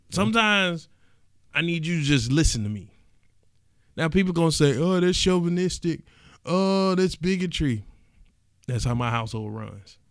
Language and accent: English; East Point, Georgia, United States; I'm from East Point